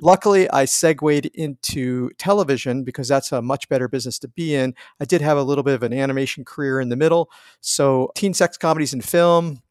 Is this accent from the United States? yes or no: yes; East Coast, United States; moved away as an adult; I grew up on the East Coast